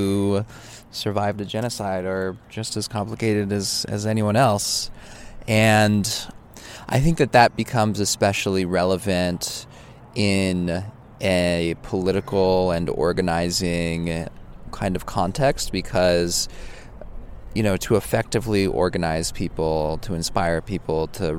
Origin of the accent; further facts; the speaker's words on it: Oakland, California, United States; I grew up in Oakland.